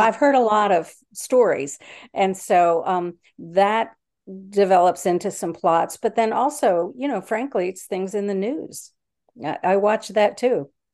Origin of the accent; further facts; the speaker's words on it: DC suburbs, Maryland, United States; now in Yorktown, United States; I grew up in Maryland in the D C suburbs.